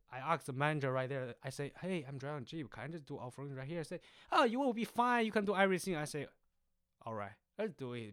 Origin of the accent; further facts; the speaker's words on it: Jinzhou, Liaoning, China; English is a second language; moved away as an adult; now in Searcy, United States; So I'm actually from the China, the north, th-, northeast of part is called Jinzhou.